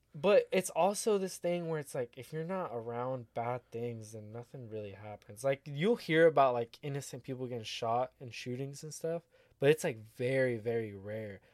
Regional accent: United States; accent: American; my accent, my American accent

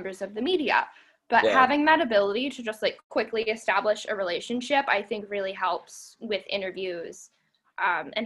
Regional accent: Lancaster, Pennsylvania, United States; now in Pittsburgh, United States; I'm actually from Lancaster County, Pennsylvania

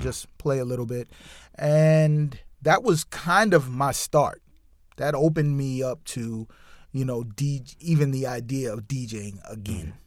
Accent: New York City, New York, United States; moved away; also born or lived in Washington, D.C.; I grew up in New York City

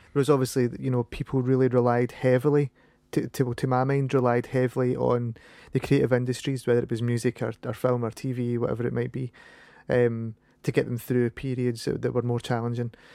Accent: Paisley, Scotland, United Kingdom; accent: Scottish; I'm from Paisley.

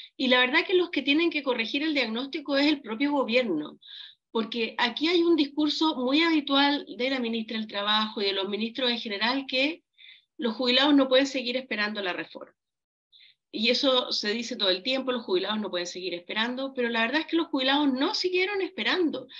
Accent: Chile; como chilenos

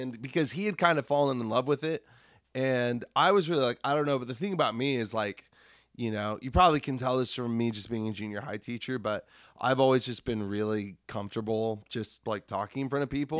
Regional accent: Lincoln, Nebraska, United States; moved away as an adult; now in Iowa City, United States; I was in Lincoln, Nebraska, which is my hometown

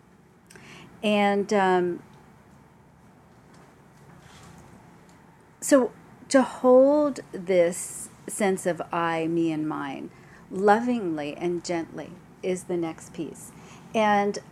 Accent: New York City, New York, United States; I'm from New York

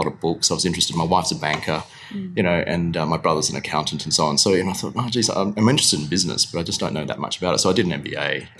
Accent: Perth, Western Australia, Australia; also born or lived in Kuala Lumpur, Malaysia; grew up in Perth for sure.

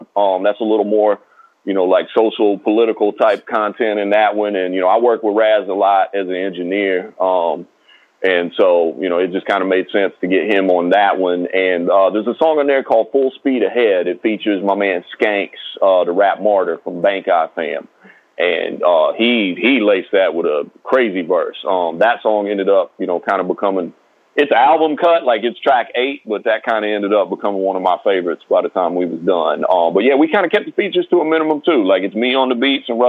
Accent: Johnson City, Tennessee, United States; accent: twang; moved away as an adult; now in Brooklyn, United States; I'm from Johnson City, Tennessee. I know what it's like for there to not be nothing

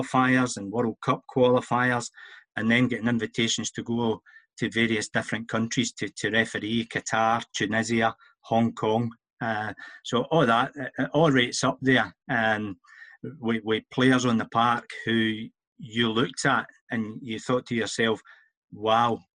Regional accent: Auchinleck, Scotland, United Kingdom; I was born and bred in Auchinleck

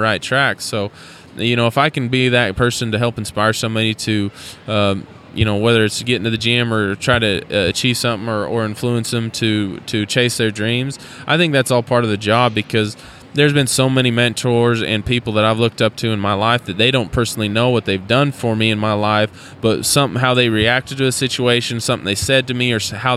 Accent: Idaho, United States; I was born and raised in Idaho

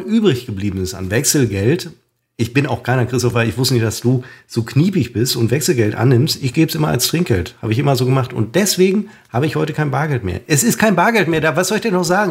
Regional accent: Münster, North Rhine-Westphalia, Germany; ich bin Münsteraner.

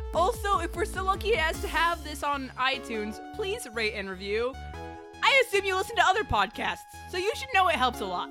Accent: United States; I'm American.

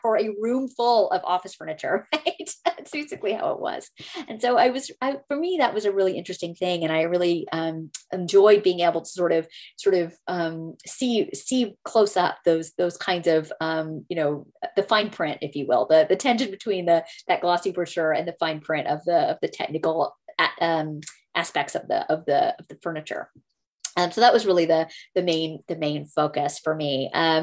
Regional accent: Texas, United States; I'm from Texas

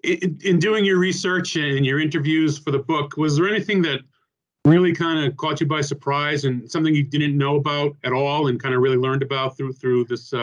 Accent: Rhode Island, United States; And I'm from Rhode Island. I grew up a Providence fan

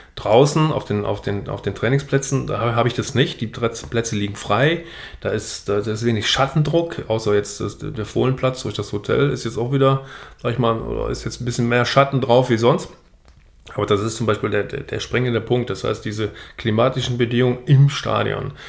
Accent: Niederkrüchten, North Rhine-Westphalia, Germany; Ich komme hier aus Niederkrüchten, kurz vor der holländischen Grenze.

